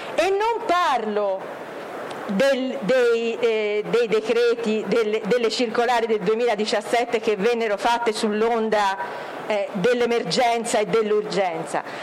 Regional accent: Florence, Tuscany, Italy; Io sono di Firenze, si sente

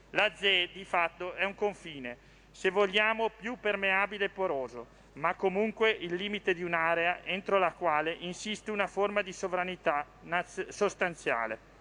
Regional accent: Lombardy, Italy; Io sono lombardo

